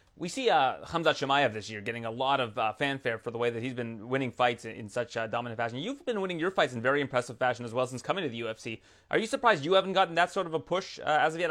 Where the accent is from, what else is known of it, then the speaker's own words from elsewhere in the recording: Canada; as a Canadian